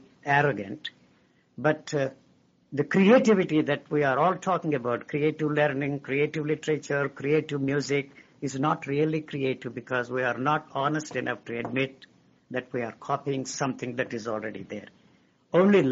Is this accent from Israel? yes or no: no; India; moved away as an adult; I grew up in India. I was educated in India.